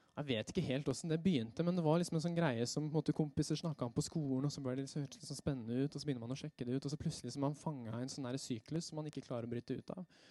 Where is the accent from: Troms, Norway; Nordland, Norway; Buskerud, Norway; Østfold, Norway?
Buskerud, Norway; Røyse; ungdomsgruppe hjemme på Røyse der hvor jeg er fra